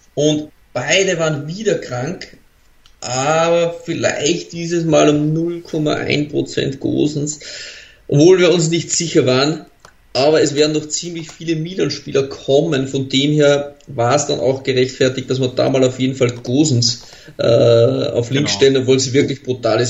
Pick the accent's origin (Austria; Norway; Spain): Austria; als Österreicher